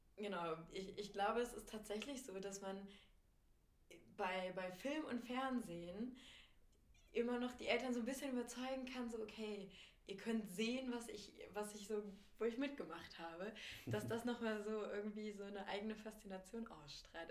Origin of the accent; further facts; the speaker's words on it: Lower Saxony, Germany; now in Berlin, Germany; ich komme ja auch aus Niedersachsen, aus einer Kleinstadt